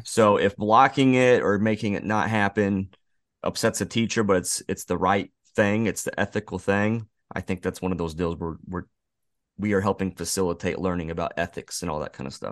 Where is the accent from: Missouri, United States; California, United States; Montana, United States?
Missouri, United States; we're from Missouri, Josh, I, and Eric